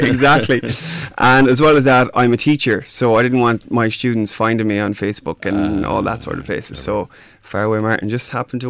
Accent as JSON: {"language": "English", "area": "Mayo", "region": "Connacht", "country": "Ireland", "also_born_or_lived": "Dubai / Doha", "moved": "as an adult", "said": "I'm from Mayo."}